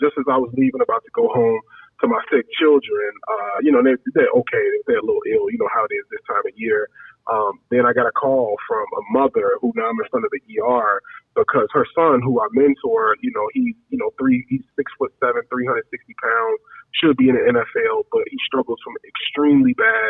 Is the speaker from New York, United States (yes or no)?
no; Chicago, Illinois, United States; I'm, you know, born and raised on Chicago South Side.